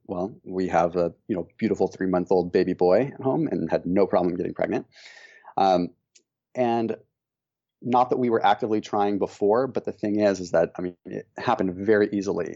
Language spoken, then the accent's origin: English; Northern California, United States; we grew up in Northern California